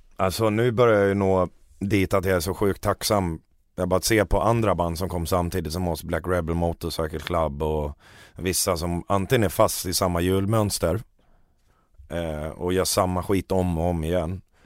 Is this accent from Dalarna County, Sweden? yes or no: yes; Borlänge, Dalarna County, Sweden; vi kommer från Romme i Borlänge båda två